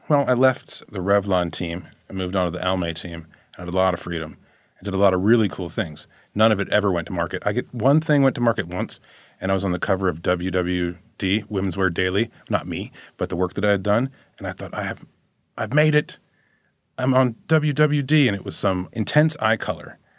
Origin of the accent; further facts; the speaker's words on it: Chapel Hill, North Carolina, United States; I was from Chapel Hill